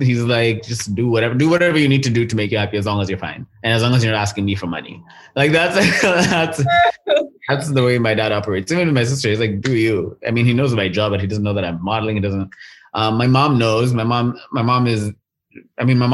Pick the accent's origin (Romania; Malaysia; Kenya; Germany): Kenya; now in Vancouver, Canada; I'm from Kenya